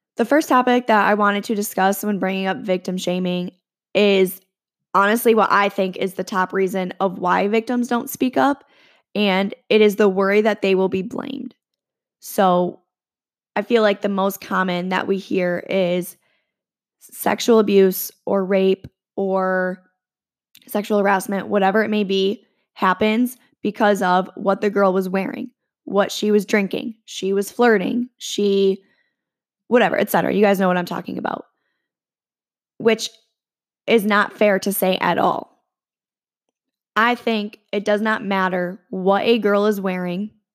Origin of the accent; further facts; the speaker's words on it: around Michigan State, United States; I grew up around Michigan State